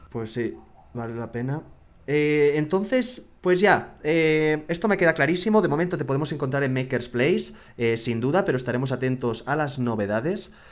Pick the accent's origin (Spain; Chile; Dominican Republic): Spain; Barcelona, Catalonia; now in Mexico City, Mexico; Yo soy de Barcelona, medio vasco también, y ya medio chilango también